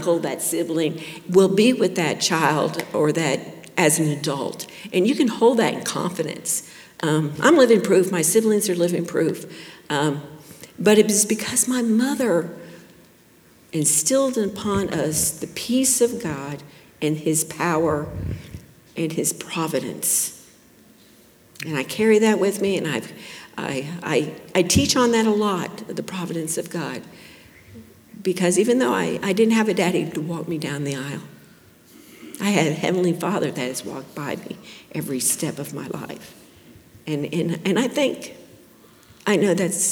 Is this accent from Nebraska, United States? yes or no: no; Plantation, Florida, United States; I grew up in Plantation, Florida over here in the 70s, 60s and the 70s